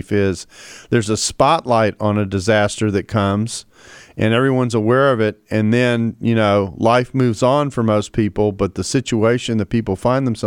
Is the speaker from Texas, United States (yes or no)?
yes; Houston, Texas, United States; I am from Houston